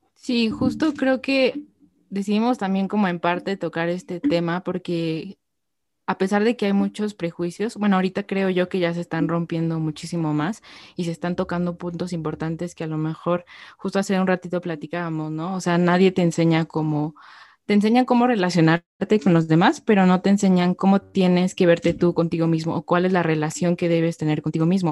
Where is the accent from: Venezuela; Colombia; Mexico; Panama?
Mexico; como mexicanos